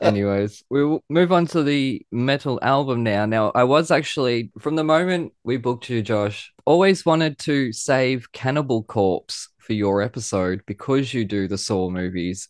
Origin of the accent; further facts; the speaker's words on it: Australia; I'm proud Australian